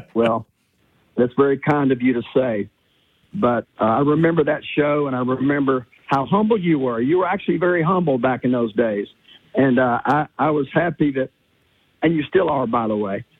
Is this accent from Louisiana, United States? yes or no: yes; Louisiana, United States; Louisiana, my home state